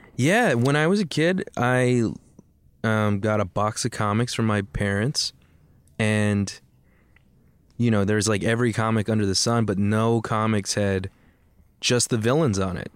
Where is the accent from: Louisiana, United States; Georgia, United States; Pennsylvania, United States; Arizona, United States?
Arizona, United States; Tucson; we're, we're from Tucson